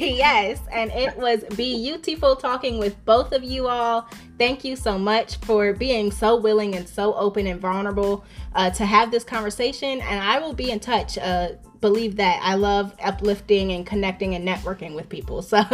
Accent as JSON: {"language": "English", "region": "East Coast", "country": "United States", "said": "I came from the East Coast. So I'm kind of, yes. You know, I'm all around."}